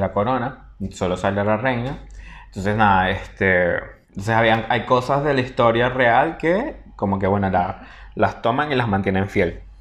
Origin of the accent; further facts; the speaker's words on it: Venezuela; moved away; soy venezolano